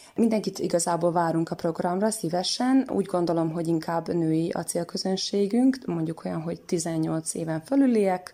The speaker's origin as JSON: {"language": "Hungarian", "town": "Senta", "region": "Vojvodina", "country": "Serbia", "tie": "born or raised there", "said": "zentai születésű vagyok"}